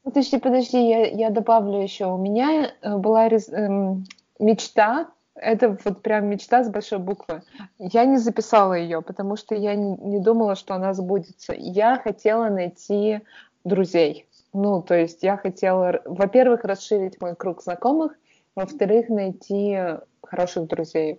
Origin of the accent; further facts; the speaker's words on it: Perm, Perm Krai, Russia; moved away; с тех пор, как я уехала из Перми